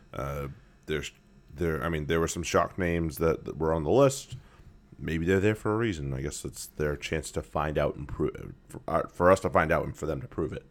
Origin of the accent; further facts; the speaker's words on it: Maine, United States; now in Boston, United States; I'm from Maine originally